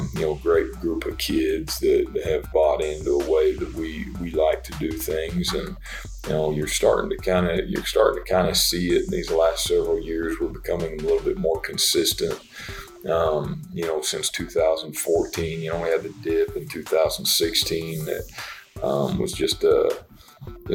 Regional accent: Beaver, Oklahoma, United States; I'm an Oklahoma kid. I grew up here in the state. I grew up in Beaver, Oklahoma.

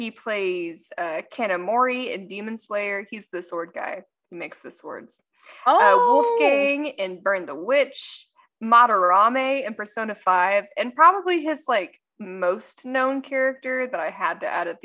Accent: United States; accent: California Texan; I have a weird thing about my California Texan accent

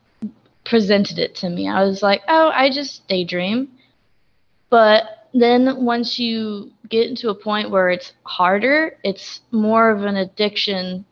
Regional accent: West Frankfort, Illinois, United States; I am 19 years old, and I am from West Frankfort, Illinois

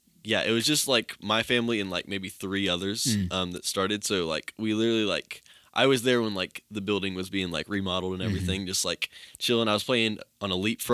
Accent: Johnson City, Tennessee, United States; moved away; I'm from Johnson City, Tennessee, the big city itself.

